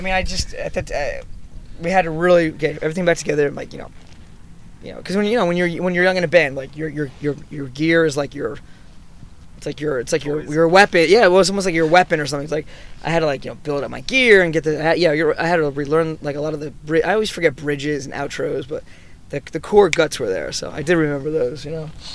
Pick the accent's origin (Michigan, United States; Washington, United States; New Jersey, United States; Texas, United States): New Jersey, United States; Newton; I was from a small little town, uh, Newton, New Jersey